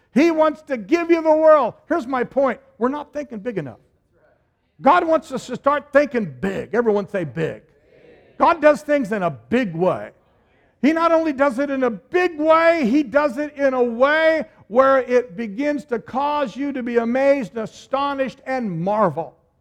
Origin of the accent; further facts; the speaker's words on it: Oregon, United States; moved away as an adult; we're all from Oregon